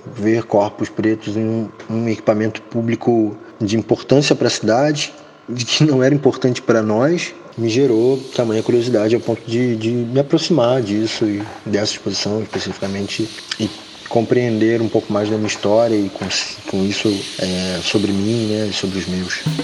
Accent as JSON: {"language": "Portuguese", "region": "Rio de Janeiro", "country": "Brazil", "tie": "born or raised there", "said": "sou cria do Morro da Providência."}